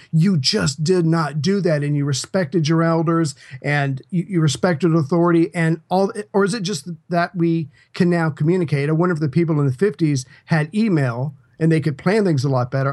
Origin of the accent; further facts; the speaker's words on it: United States; I'm an American